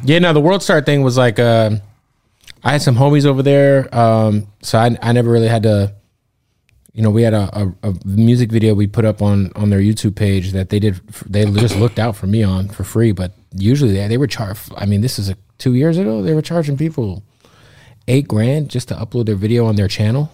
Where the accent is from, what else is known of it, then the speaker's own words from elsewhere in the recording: Phoenix, Arizona, United States; also born or lived in Florida; now in Los Angeles, United States; I'm from Phoenix. I'm a West Coast dude